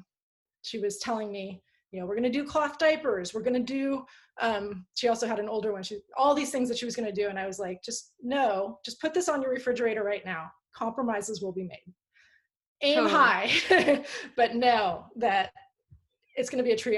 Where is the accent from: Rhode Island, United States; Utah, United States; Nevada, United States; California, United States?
California, United States; Palo Alto; also born or lived in Tahoe; I grew up in Palo Alto in the 70s and 80s